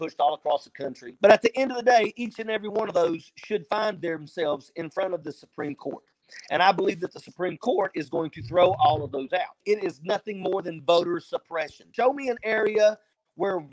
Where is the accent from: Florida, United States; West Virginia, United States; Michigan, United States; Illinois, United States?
West Virginia, United States; Southern; I'm from Southern West Virginia